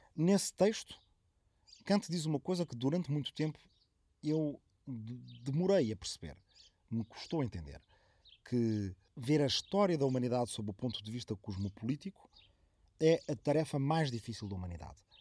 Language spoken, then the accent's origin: Portuguese; Arrifana, Ribatejo, Portugal; minha aldeia de origem, de Arrifana, no Ribatejo